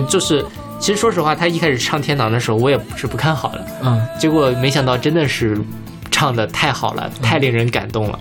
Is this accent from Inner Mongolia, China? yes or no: yes; Inner Mongolia, China; 我是内蒙古的嘛